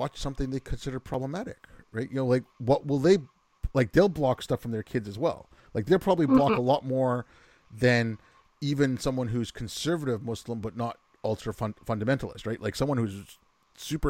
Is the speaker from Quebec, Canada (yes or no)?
yes; Quebec, Canada; growing up in Quebec